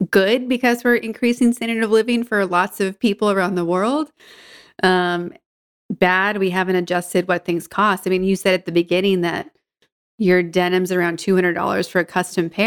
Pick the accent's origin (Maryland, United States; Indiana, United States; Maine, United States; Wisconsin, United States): Maine, United States; Auburn; also born or lived in San Francisco Bay Area, California; now in Berkeley, United States; I grew up in Auburn, Maine, just off mm-hmm. the 95.